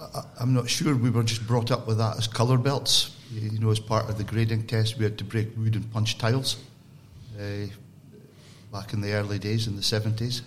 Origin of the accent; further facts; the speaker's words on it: Elgin, Scotland, United Kingdom; my hometown, Elgin